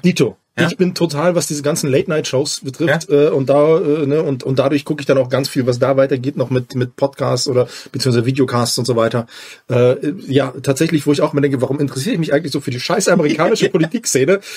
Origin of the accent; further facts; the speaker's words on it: near Dresden, Saxony, Germany; now in Bochum, Germany; Ich komme ja aus der Nähe von Dresden